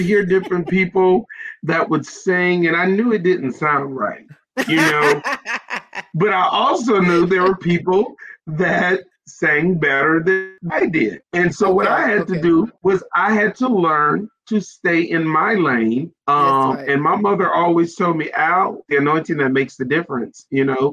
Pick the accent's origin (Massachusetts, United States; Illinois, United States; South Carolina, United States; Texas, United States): South Carolina, United States; I am from South Carolina. I'm a Carolina guy, and I'm so excited to be from South Carolina.